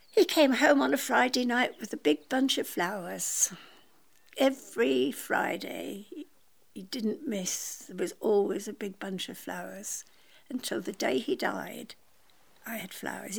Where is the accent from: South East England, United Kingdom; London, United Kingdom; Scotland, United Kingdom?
Scotland, United Kingdom; I was born in Scotland